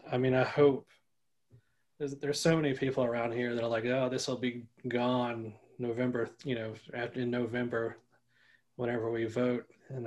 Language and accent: English; Orangeburg, South Carolina, United States; I'm from Orangeburg, so there's a lot of great players